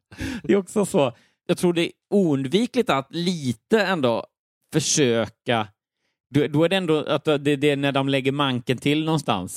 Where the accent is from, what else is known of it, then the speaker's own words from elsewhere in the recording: Örebro, Örebro County, Sweden; moved away as an adult; also born or lived in Lund; Jag är född och uppvuxen i Örebro.